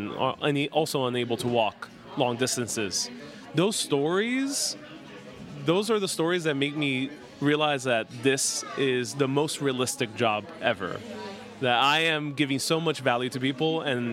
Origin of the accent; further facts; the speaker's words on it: New York City, New York, United States; New York City, my hometown